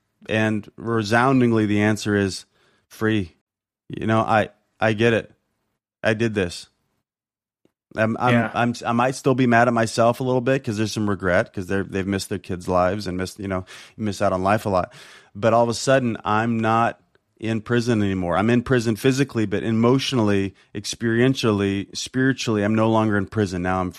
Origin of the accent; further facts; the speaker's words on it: Compton, California, United States; not the fact that I'm black, not the fact that I'm from Compton, not the fact that I didn't have a dad